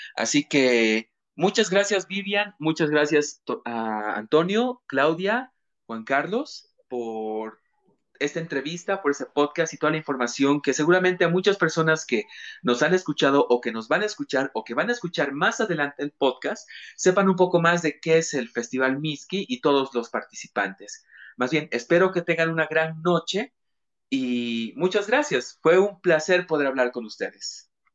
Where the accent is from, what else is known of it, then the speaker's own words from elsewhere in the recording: Cochabamba, Bolivia; yo como cochabambino, como paisanos